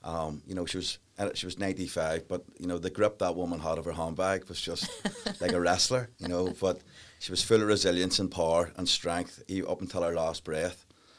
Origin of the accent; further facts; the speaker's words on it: Northern Ireland, United Kingdom; And, of course, we grew up in the Troubles, like everybody.